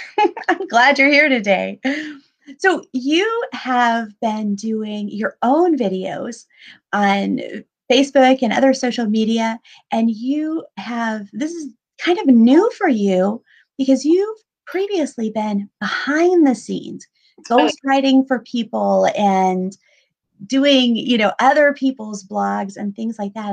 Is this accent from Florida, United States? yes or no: yes; Pensacola, Florida, United States; where I grew up in Pensacola